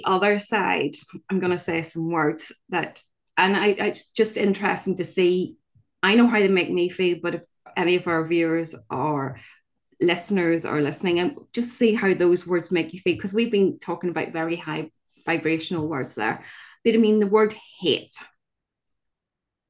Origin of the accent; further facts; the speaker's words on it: Northern Ireland, United Kingdom; I grew up in Northern Ireland in the middle of the Troubles